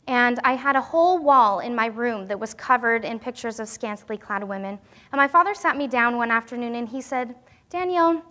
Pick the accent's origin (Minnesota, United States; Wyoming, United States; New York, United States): Wyoming, United States; moved away; also born or lived in Pacific Northwest; growing up in Wyoming